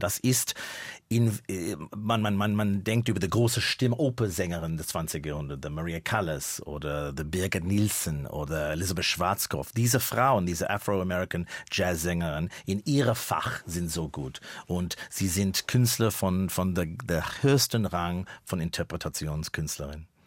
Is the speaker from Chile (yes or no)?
no; Melbourne, Victoria, Australia; German is a second language; moved away as an adult; now in Berlin, Germany; Da in Melbourne, wo ich geboren bin, der Winter war in meiner Kindheit Zeit äh, 12 Grad, 11